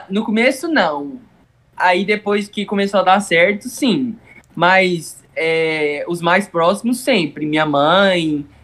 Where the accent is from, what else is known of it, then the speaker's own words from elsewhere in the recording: Goiás, Brazil; É, mas a gente é de Goiás.